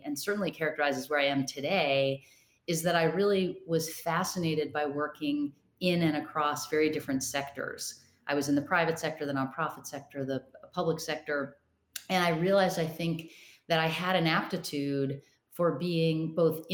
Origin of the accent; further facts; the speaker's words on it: Rochester, Minnesota, United States; I grew up in Rochester, Minnesota.